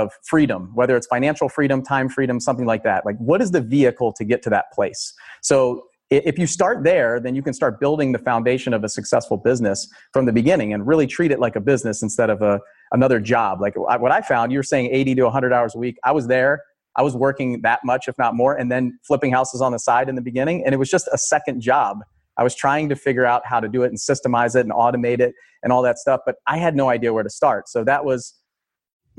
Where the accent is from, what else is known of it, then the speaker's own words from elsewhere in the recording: Howard County, Maryland, United States; in Maryland, I grew up in Howard County